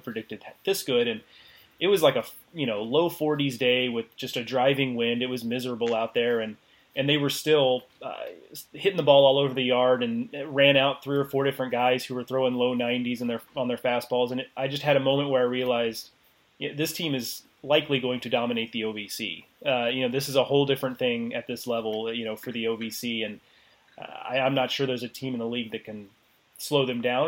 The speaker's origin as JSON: {"language": "English", "town": "Houston", "region": "Texas", "country": "United States", "tie": "born or raised there", "said": "I grew up in Houston"}